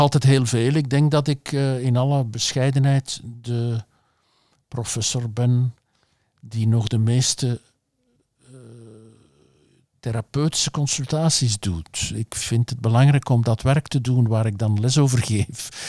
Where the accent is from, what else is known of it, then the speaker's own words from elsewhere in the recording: Flanders, Belgium; als Vlaming